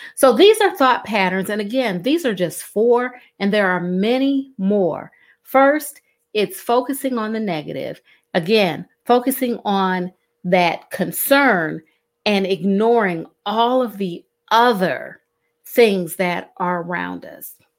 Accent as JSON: {"language": "English", "town": "Cleveland", "region": "Ohio", "country": "United States", "moved": "as an adult", "lives_now": "Southeast Georgia, United States", "said": "I'm originally from Cleveland, Ohio. And in Cleveland, Ohio, um, I learned to navigate snowstorms"}